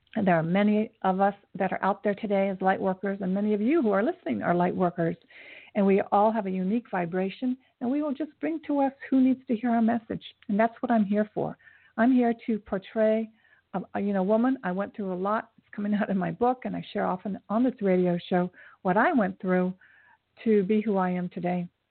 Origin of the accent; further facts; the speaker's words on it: Japan; I was born in Japan, and my mother met my father after the war, an Air Force um, soldier